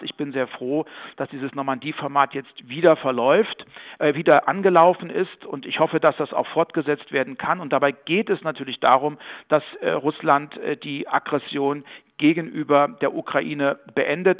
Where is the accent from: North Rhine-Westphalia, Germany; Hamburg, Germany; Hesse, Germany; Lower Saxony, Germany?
Hesse, Germany; Bad Hersfeld; in meiner Heimatstadt Bad Hersfeld